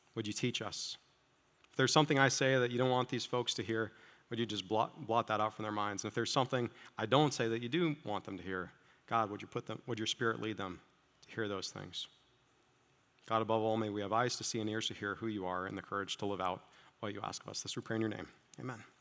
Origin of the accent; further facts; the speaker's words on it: Iowa, United States; moved away as an adult; also born or lived in Chicagoland; I grew up in small town, small farm Iowa